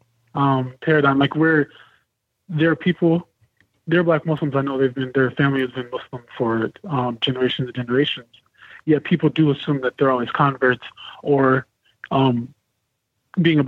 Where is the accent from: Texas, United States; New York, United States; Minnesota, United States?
Minnesota, United States; I'm from Minnesota